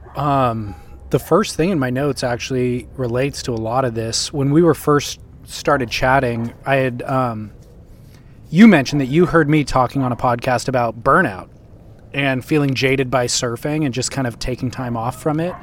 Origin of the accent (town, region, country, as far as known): Huntington Beach, California, United States; born or raised there